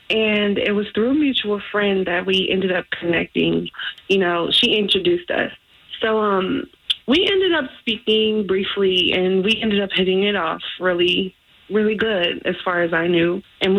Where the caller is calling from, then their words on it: Windermere, Florida, United States; Hi, I'm from Windermere.